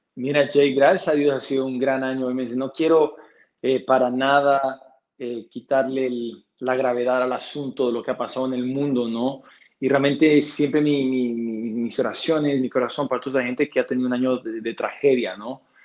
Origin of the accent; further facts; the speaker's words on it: Bolivia; siendo el primer boliviano que llega allá